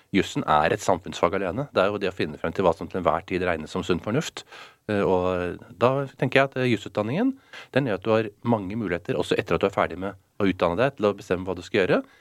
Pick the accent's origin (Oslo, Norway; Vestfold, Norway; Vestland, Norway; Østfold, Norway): Oslo, Norway; Jeg er oppvokst i Oslo, eh, på Smestad.